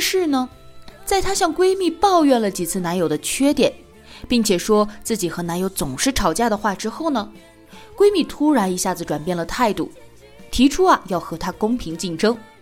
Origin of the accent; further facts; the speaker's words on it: China; 我们中国人表达感情的一种普遍方式